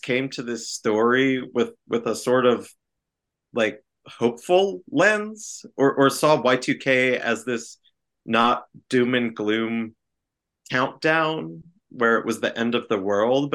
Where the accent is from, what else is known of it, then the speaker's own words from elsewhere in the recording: New Jersey, United States; my home state of New Jersey